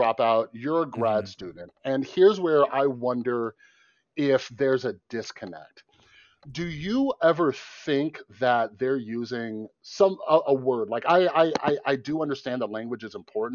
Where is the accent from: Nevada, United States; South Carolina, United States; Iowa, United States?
Nevada, United States; Las Vegas; I grew up in Vegas.